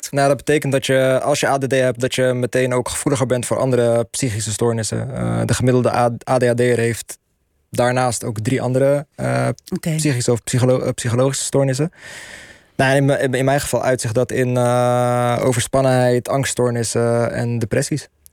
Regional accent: Netherlands; we zijn Marokkaans-Nederlandse millennials

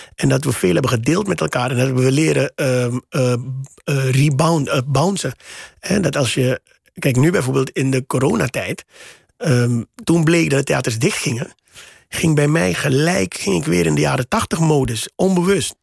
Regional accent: Suriname; moved away as an adult; now in Netherlands; ik ben in Suriname opgegroeid in de jaren tachtig

